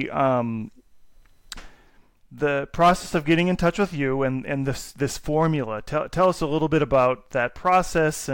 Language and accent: English; Minnesota, United States; we're from Minnesota, so we are, you know, traditional Scandinavian Lutherans